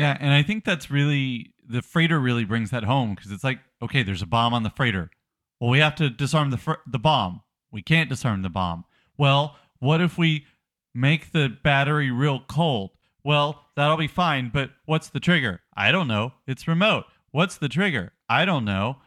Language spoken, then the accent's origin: English; the South, United States; I'm from the South